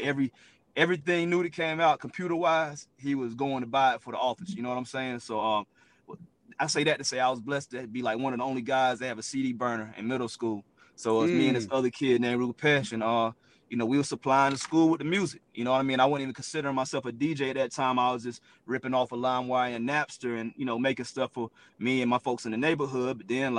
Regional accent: the Carolinas, United States; Growing up in the Carolinas was real dope as well.

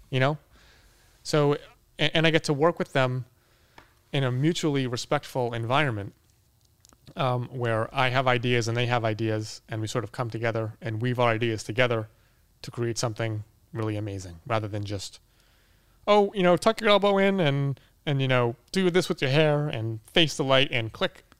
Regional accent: Boston, Massachusetts, United States; now in Los Angeles, United States; I'm from Boston

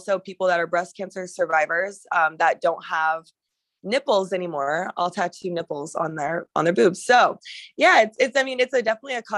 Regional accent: Alaska, United States; moved away as an adult; now in Arizona, United States; I actually was born and raised in Alaska like my whole life

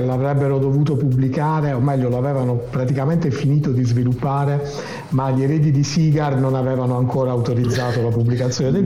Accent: Apulia, Italy; accent: Apulian dialect; Pugliese in trasferta, no, Pugliese in trasferta questa settimana

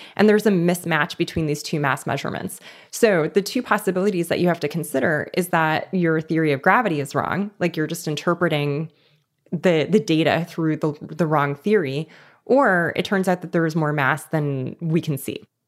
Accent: Los Angeles, California, United States; I grew up in East Los Angeles

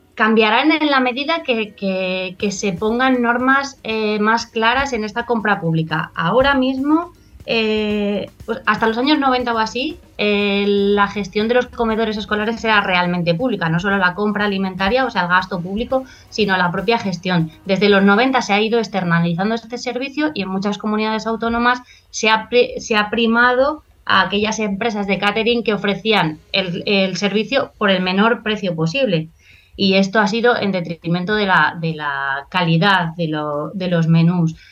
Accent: Extremadura, Spain; como la mía, que yo vengo de Extremadura

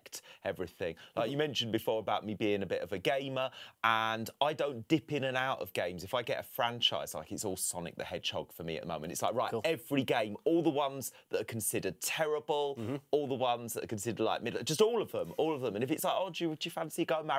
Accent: West Wales, United Kingdom; now in Manchester, United Kingdom; where I grew up in West Wales

